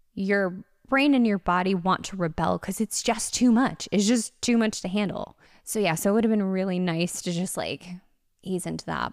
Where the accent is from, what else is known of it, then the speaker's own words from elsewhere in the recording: Connecticut, United States; now in Los Angeles, United States; I'm from Connecticut